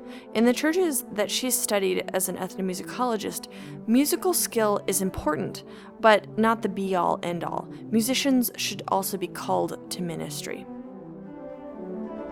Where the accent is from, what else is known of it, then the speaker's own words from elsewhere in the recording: Hawkinsville, Georgia, United States; I grew up in quote-unquote Middle Georgia.